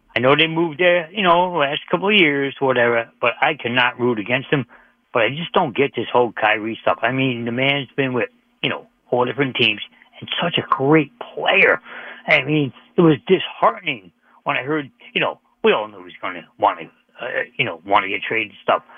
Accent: Brooklyn, New York, United States; now in Hamden, Connecticut, United States; I was born in Brooklyn

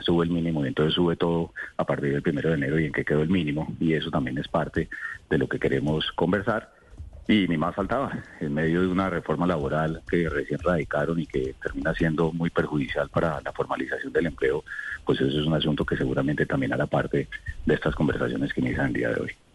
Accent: Colombia; como colombianos

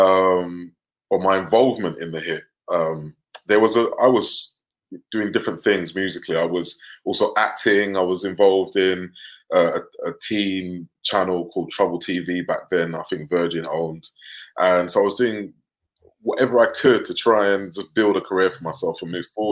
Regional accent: London, United Kingdom; I grew up in North London, working class family

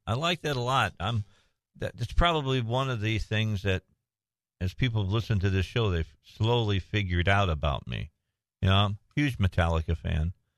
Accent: Indiana, United States; moved away; I'm from Indiana originally

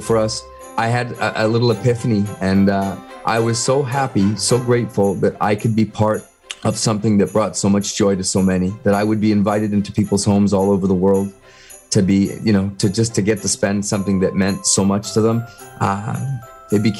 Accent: Vancouver, British Columbia, Canada; growing up in Vancouver

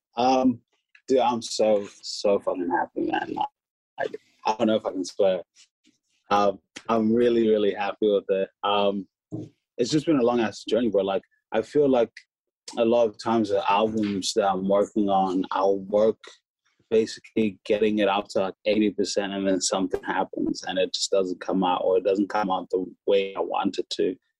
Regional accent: Hamilton, Waikato, New Zealand; moved away; we grew up in Hamilton, New Zealand together

